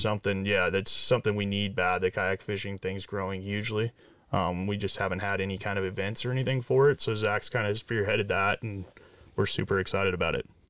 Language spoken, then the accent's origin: English; Orange County, California, United States; I grew up down south in Orange County